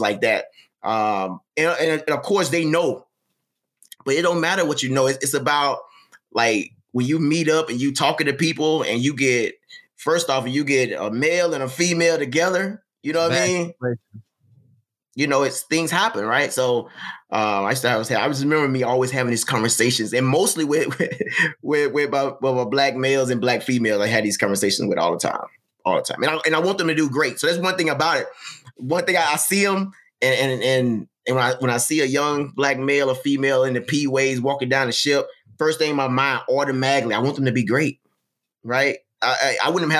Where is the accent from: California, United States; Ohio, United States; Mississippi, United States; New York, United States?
Mississippi, United States; moved away as an adult; I grew up in Mississippi.